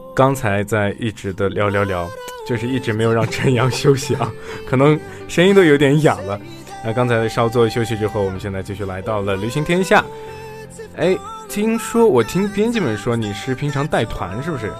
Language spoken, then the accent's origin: Chinese; Xinjiang, China; moved away as an adult; now in Jinhua, China; 我作为一个新疆人